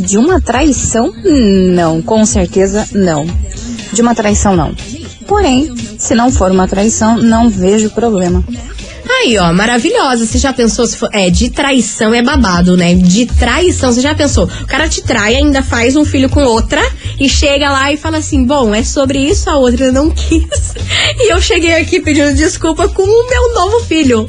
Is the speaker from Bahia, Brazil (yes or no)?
no; Araucária, Paraná, Brazil; also born or lived in Campo Largo; eu sou de Araucária